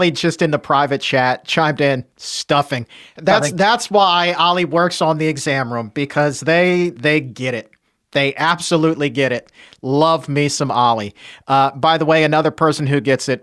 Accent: Southern Virginia, United States; I was born and raised in Southern Virginia

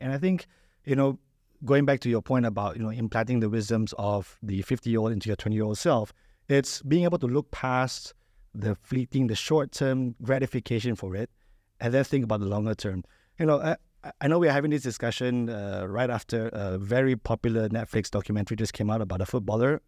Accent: Malaysia; moved away as an adult; now in United Arab Emirates; I'm originally from Malaysia.

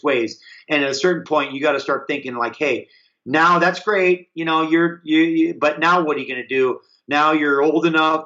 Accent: Hawaii, United States; I grew up in Hawaii

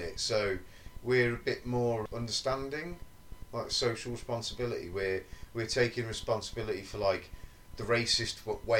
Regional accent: England, United Kingdom; we're British, we're English.

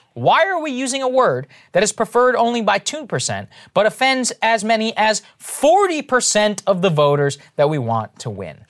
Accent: Texas, United States; moved away; I grew up in Texas

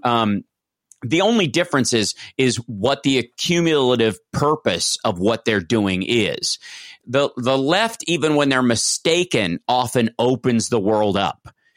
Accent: Kentucky, United States; I'm from Kentucky

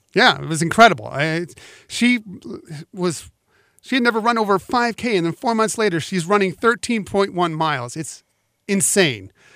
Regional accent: West Coast, United States; now in San Diego, United States; I grew up on the West Coast. I grew up going to Disneyland

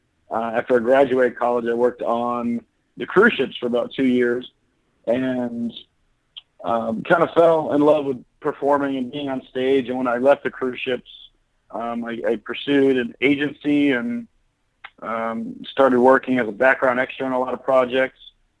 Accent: Puyallup, Washington, United States; also born or lived in LaGrange, Georgia; now in Orlando, United States; Originally from Puyallup, Washington. So I was born in LaGrange, Georgia, but I moved up there when I was about 4 years old. So yeah, I'm definitely a Seattle kid.

